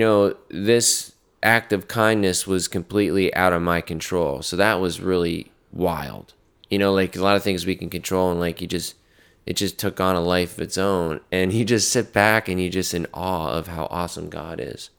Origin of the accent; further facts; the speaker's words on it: North Carolina, United States; I'm from North Carolina